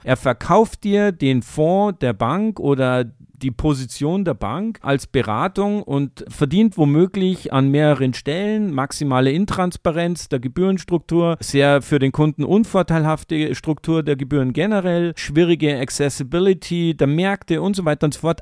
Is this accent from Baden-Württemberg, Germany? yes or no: no; Munich, Bavaria, Germany; gebürtiger Münchner